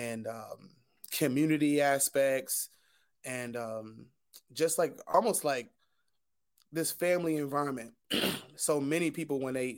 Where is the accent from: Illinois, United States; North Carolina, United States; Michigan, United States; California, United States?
Michigan, United States; Detroit; now in Newark, United States; I'm teaching in Newark, I came from Detroit, I specifically wanted to teach in an urban inner city.